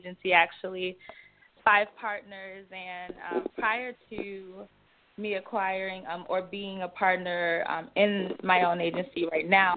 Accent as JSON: {"language": "English", "town": "Chicago", "region": "Illinois", "country": "United States", "tie": "born or raised there", "said": "I am from Chicago, born and raised"}